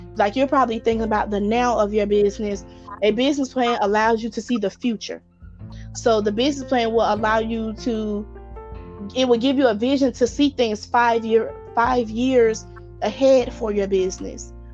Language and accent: English; Atlanta, Georgia, United States; I'm from Atlanta, Georgia